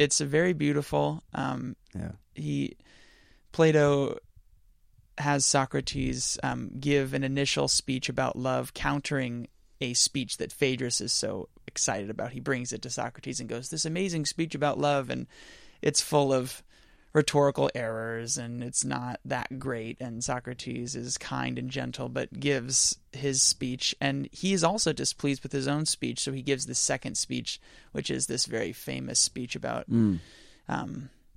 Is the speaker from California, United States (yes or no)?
yes; Belmont, California, United States; moved away; I'm from Belmont, California, which is kind of smack dab in the middle of San Francisco and San Jose up in the Bay Area. Didn't know when I was a kid that I was growing up in one of the most affluent areas in the world.